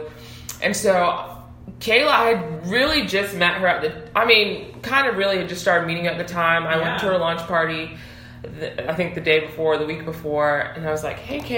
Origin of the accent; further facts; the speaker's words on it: United States; I was born in the U.S.